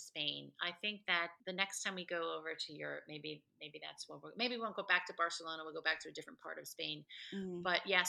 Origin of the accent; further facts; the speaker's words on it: New Jersey, United States; moved away as an adult; I grew up in New Jersey, so I grew up around a lot of Latino people